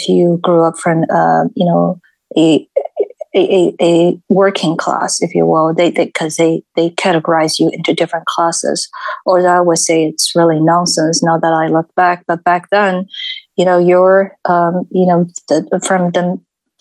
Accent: Shanghai, China; English is a second language; moved away as an adult; now in United States; I grew up in the largest city, Shanghai

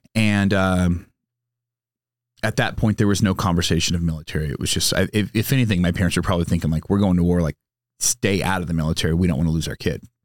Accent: San Diego, California, United States; also born or lived in Sacramento, California; now in Temecula, United States; growing up in San Diego, having a lot of friends whose parents were in the Navy

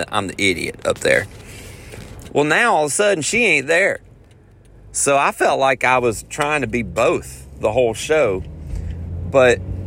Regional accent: Nashville, Tennessee, United States; I'm from Nashville and the rest of this band is from Nashville.

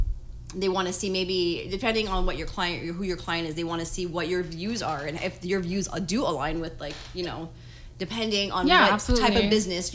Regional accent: Montreal, Quebec, Canada; But like, it says we're born in Montreal.

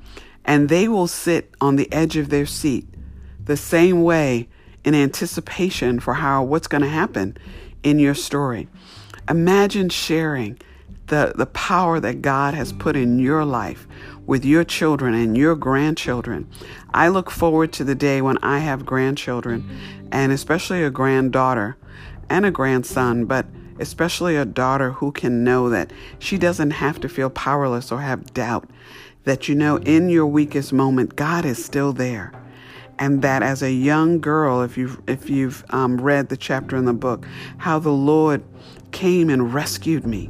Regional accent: New York, United States; I grew up in New York

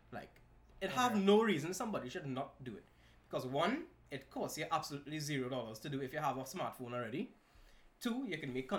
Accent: Trinidad & Tobago; accent: Trini; I am Trini

